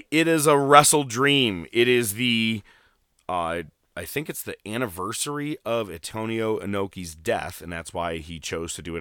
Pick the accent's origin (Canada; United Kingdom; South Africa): Canada; Winnipeg, Manitoba; someone go back to Toronto. I'm from Winnipeg, you idiot.